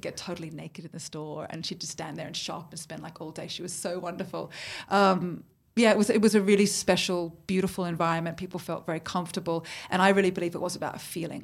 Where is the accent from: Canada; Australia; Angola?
Australia; Sydney, New South Wales; moved away as an adult; now in London, United Kingdom; I'm born in Australia, so was my mum